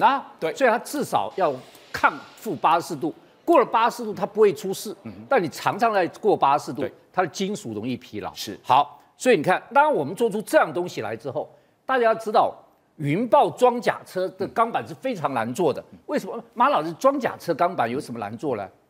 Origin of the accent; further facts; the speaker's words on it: Taiwan; 这是我们台湾人最心酸的一件事情